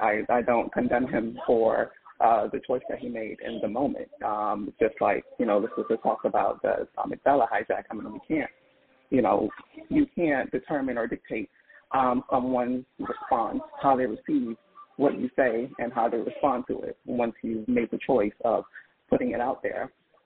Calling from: Philadelphia, Pennsylvania, United States; Good morning. … I'm calling from Philadelphia.

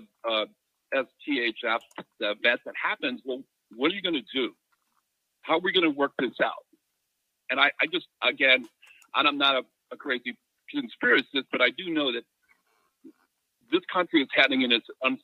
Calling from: California, United States; Hey, Mike … from Southern California.

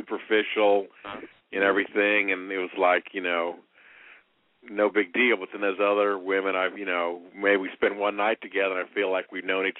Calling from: Indianapolis, Indiana, United States; in Indianapolis, 50 years old. Long-time caller.

